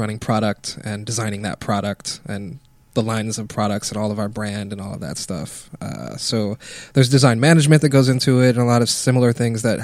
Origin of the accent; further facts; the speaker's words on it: Hawaii, United States; moved away as an adult; now in California, United States; I'm from Hawaii. I ran a creative agency back home a couple years ago, and then I moved to California